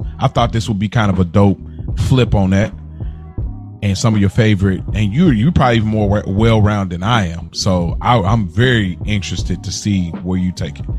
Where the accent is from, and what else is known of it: Midwest, United States